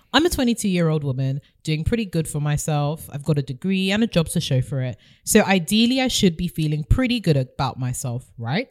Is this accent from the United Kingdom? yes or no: yes; United Kingdom; being British